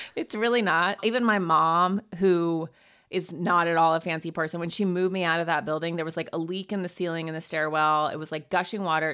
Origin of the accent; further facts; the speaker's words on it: Montana, United States; moved away; also born or lived in New York; went to boarding school, went to Yale, but I'm from Montana